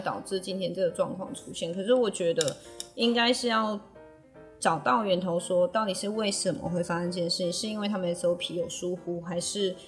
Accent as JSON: {"language": "Chinese", "country": "Taiwan", "said": "我们台湾人很努力地，很有，呃，应该是说很团结地把我们的台湾保护得很好"}